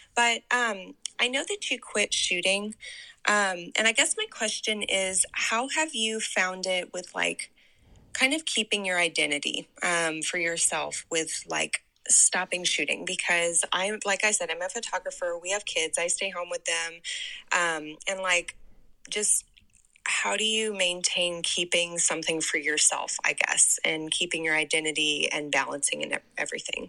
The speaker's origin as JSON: {"language": "English", "town": "Nixa", "region": "Missouri", "country": "United States", "moved": "as an adult", "lives_now": "Virginia, United States", "said": "I am from Nixa"}